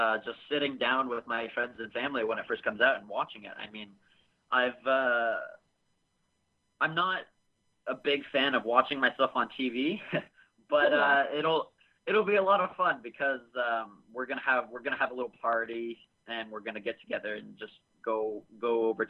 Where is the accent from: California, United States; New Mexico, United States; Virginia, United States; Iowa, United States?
California, United States; Sacramento; also born or lived in Canada / Los Angeles; Well, I was originally born in California. When I was about 3 years old, I moved up to Canada, up to the West Coast, and I lived there for about 7 years, and when I was about 11, I came back to Sacramento, where I was born